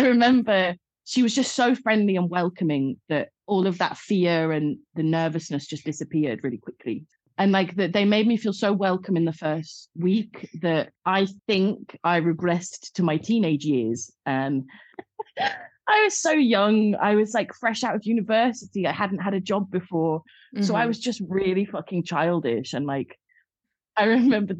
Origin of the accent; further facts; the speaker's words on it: London, United Kingdom; moved away as an adult; also born or lived in Wolverhampton; now in Vigo, Spain; I moved to London when I was very young.